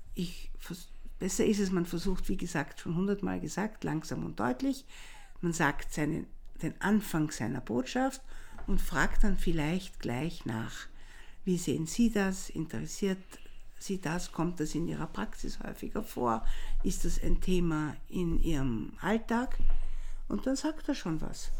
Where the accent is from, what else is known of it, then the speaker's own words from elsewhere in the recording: Vienna, Austria; wenn der Tiroler mich als Wienerin natürlich sofort in der ersten Sekunde hm. äh, erkennt